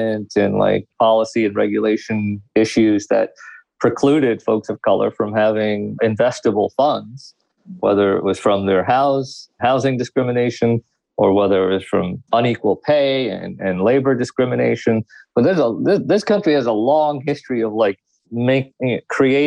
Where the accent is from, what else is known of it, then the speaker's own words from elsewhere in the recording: Trinidad & Tobago; My ethnic heritage is South Asian, but I actually come from the Caribbean and from a small island called Trinidad and Tobago